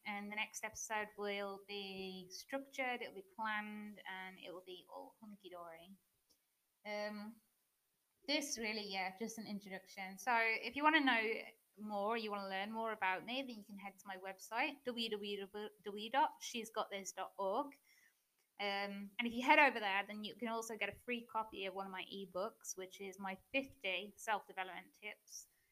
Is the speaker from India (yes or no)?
no; English person, England, United Kingdom; moved away as an adult; now in Germany; I'm British, in case you hadn't already noticed. Um, but I'm currently living in Germany